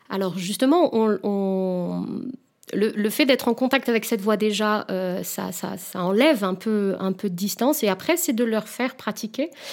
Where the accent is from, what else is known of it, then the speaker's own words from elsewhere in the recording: Réunion; moved away; je viens de l'île de la Réunion, où en fait, euh, justement, les clichés étaient assez présents